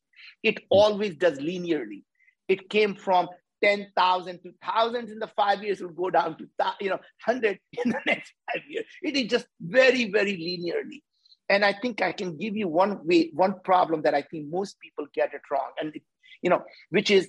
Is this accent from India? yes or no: yes; India; As Indians